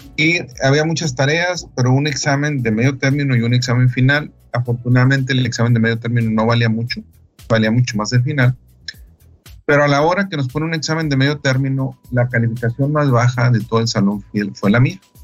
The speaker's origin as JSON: {"language": "Spanish", "area": "Delicias", "region": "Chihuahua", "country": "Mexico", "said": "yo soy de Alicia, Chihuahua"}